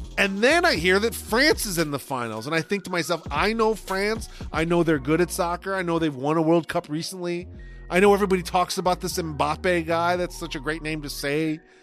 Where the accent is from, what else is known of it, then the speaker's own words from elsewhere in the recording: United States; as an American